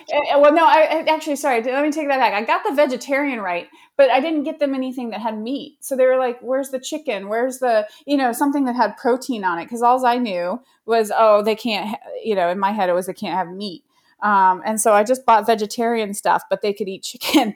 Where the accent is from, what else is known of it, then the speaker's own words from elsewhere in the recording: Colorado Springs, Colorado, United States; I grew up in Colorado Springs